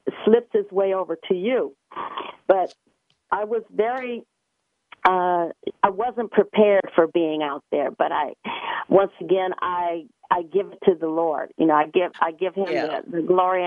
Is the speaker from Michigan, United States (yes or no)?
no; Gary, Indiana, United States; I grew up in Gary, Indiana